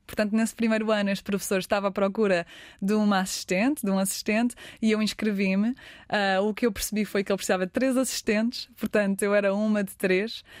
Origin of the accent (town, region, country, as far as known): Portugal; now in Los Angeles, United States